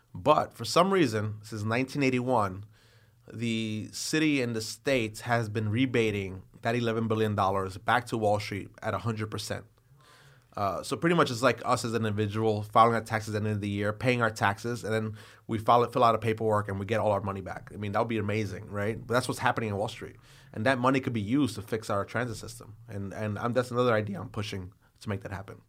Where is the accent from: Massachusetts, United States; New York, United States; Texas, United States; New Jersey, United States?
New York, United States; New York City; as a New Yorker